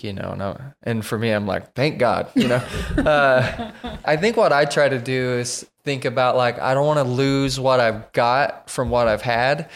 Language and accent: English; Oklahoma, United States; moved away as an adult; now in Tennessee, United States; we are from Oklahoma.